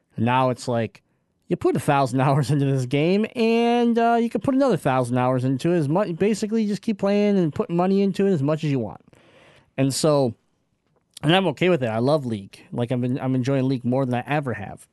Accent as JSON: {"language": "English", "region": "Michigan", "country": "United States", "said": "we're from Michigan."}